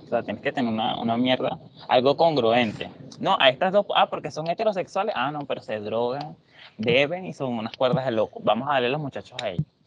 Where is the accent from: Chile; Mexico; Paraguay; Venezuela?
Venezuela; moved away; venimos de Venezuela